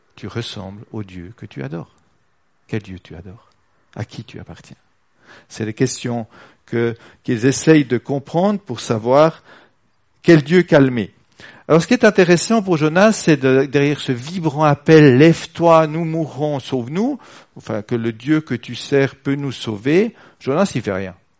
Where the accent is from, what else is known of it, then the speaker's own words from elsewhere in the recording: Switzerland; on est suisse